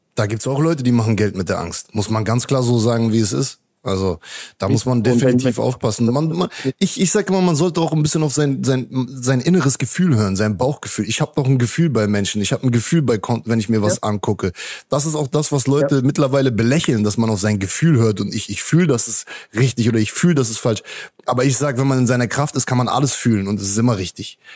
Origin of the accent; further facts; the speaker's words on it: Hanover, Lower Saxony, Germany; moved away as an adult; now in Mexico; Das ist meine Heimat, da bin ich geboren